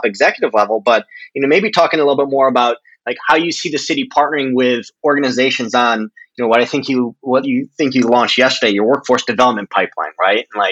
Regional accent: Midwest, United States; now in Seattle, United States; Marty and I are both, in Seattle, but we're from the Midwest

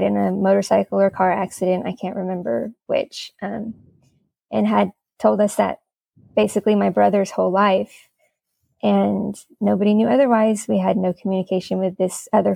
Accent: Miami, Florida, United States; moved away as an adult; now in Greensboro, United States; I live in Greensboro, but I'm originally from Miami, Florida

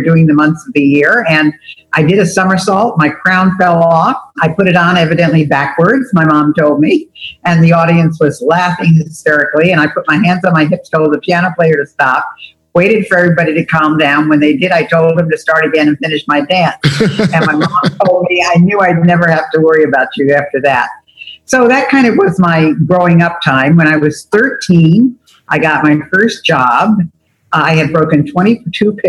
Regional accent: Albany, New York, United States; I grew up in Albany, New York

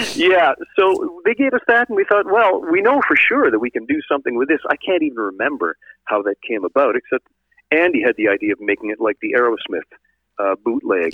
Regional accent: Sault Ste. Marie, Ontario, Canada; I'm originally from Sault Ste. Marie

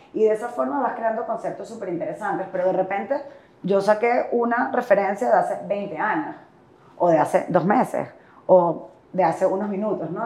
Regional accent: Caracas, Capital District, Venezuela; also born or lived in Puerto La Cruz, Anzoátegui, Venezuela; yo nací en Caracas, pero todo el bachillerato lo hice en, Puerto La Cruz

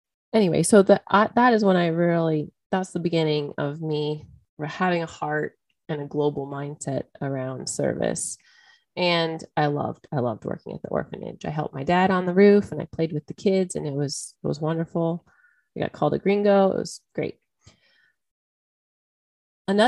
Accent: United States; I'm American.

